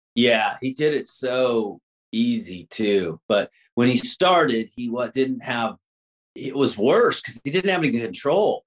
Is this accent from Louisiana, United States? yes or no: yes; Louisiana, United States; also born or lived in Texas; now in Los Angeles, United States; I'm from Louisiana, but I lived in Texas all the all, all my mm-hmm. years prior to coming to Los Angeles